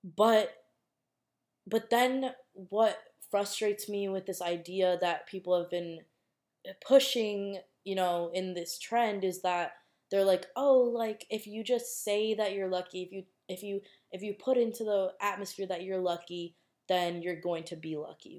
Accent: Minnesota, United States; I'm from Minnesota and in Minnesota it obviously snows a lot

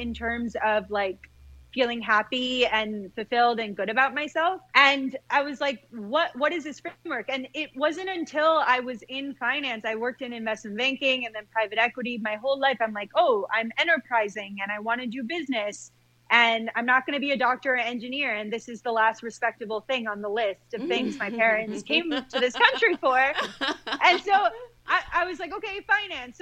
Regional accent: Michigan, United States; growing up in Michigan in the 90s

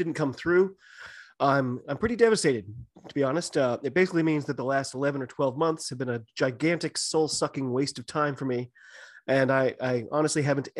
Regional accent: United States; I'm an American

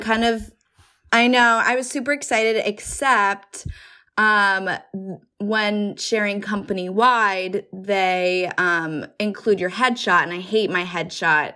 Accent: New Jersey, United States; now in New York City, United States; I'm originally from New Jersey, but I live in New York City

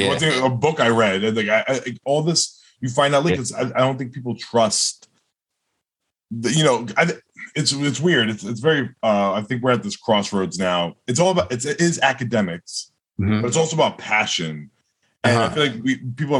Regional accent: Jersey City, New Jersey, United States; also born or lived in New York; lived in Jersey City. Also, went to public schools during elementary school

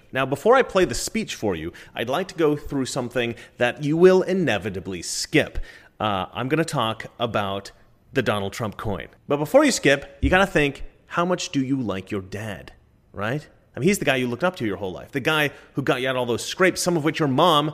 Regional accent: Salem, Oregon, United States; also born or lived in Dallas, Oregon; now in Los Angeles, United States; I was actually born in Dallas, Oregon, which is a little bit away, but I spent my whole youth in Salem, Oregon

